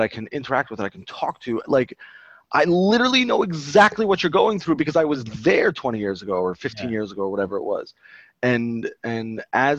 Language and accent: English; Baltimore, Maryland, United States; I am from Baltimore originally. We just moved back actually a little while ago. And I grew up over here